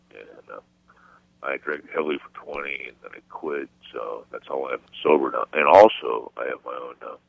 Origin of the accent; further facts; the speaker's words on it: Los Angeles, California, United States; I rent a one-bedroom apartment here in Los Angeles.